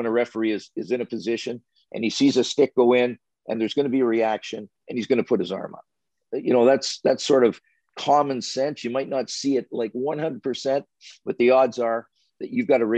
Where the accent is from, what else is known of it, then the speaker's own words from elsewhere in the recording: Sarnia, Ontario, Canada; being a kid growing up in Sarnia, Ontario.